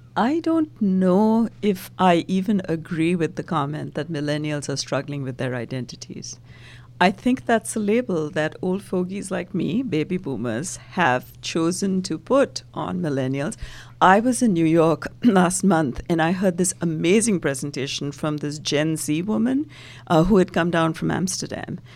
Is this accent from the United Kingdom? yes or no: no; India; now in United States; originally, I'm from India and been in the U S for decades now.